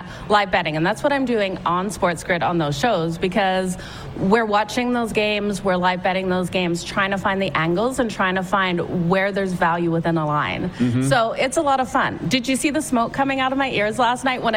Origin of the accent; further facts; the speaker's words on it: Australia; now in Calgary, Canada; I played netball growing up in Australia. When I came to Canada, I played for Team Alberta